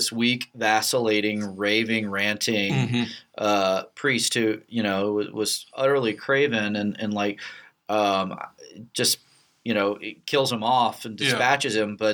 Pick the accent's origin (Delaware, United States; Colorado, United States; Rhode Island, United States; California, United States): Colorado, United States; we're from Colorado